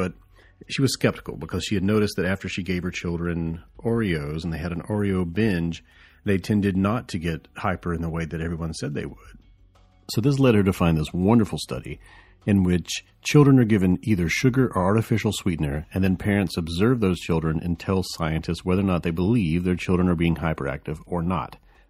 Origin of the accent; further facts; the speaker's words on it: the South, United States; accent: southern; it's so good that it's making my southern accent just, be unrepressed.